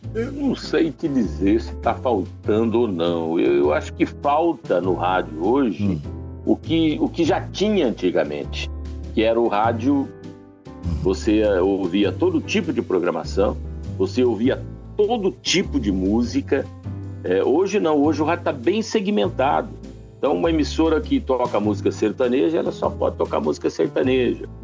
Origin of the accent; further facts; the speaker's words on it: northern Paraná, Brazil; lá no norte do Paraná, novinho, operador de som